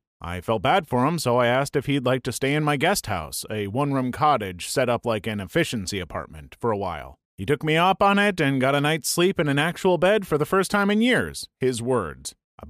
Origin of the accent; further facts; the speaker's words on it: California, United States; I grew up in Northern California, and every summer a bunch of people take to the water and go tubing down the Sacramento River.